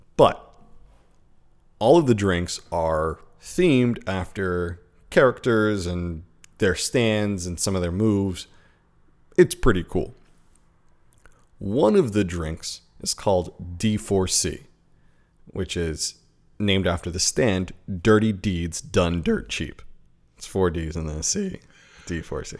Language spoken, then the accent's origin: English; United States; being an American in Japan